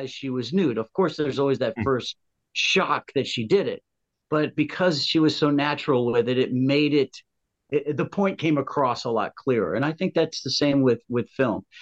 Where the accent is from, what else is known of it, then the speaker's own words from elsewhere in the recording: Rye, New York, United States; I'm from Rye, New York, very conservative